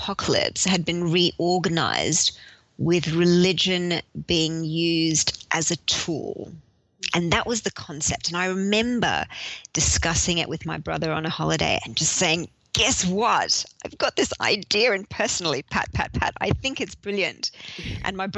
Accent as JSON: {"language": "English", "town": "Sydney", "region": "New South Wales", "country": "Australia", "also_born_or_lived": "London", "moved": "as an adult", "said": "When I moved back from London to Sydney"}